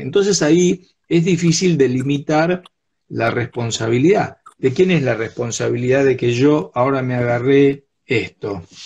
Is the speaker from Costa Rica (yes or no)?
no; Argentina